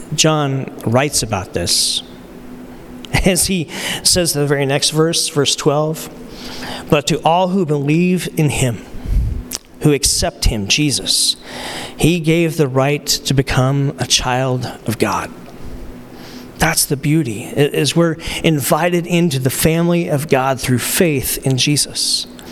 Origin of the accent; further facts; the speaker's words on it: Arizona, United States; from Arizona